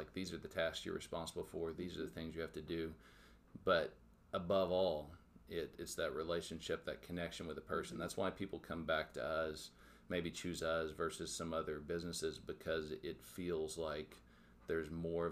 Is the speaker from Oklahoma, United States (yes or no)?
yes; Tahlequah, Oklahoma, United States; moved away as an adult; also born or lived in Miami, Oklahoma; now in Joplin, United States; I grew up in Tahlequah, Oklahoma